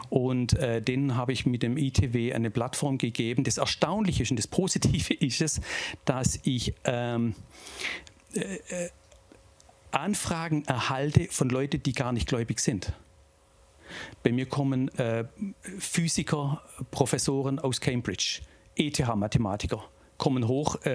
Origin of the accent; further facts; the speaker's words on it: Tübingen, Baden-Württemberg, Germany; also born or lived in Reutlingen; Ich bin in Reutlingen geboren. Ich äh, komme aus der Gegend um Tübingen und... Ähm also so richtig keltischer Alemanne eigentlich, äh, sind wir da draußen